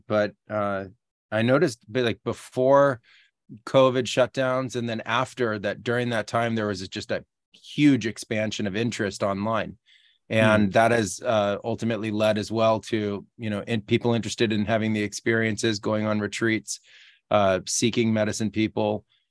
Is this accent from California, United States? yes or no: yes; California, United States; moved away as an adult; also born or lived in Peru; I'm originally from the United States. Yeah, from California.